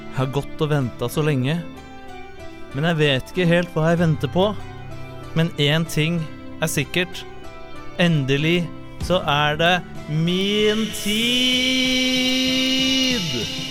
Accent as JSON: {"language": "Norwegian", "region": "Oslo", "country": "Norway", "said": "Jeg er fra Oslo"}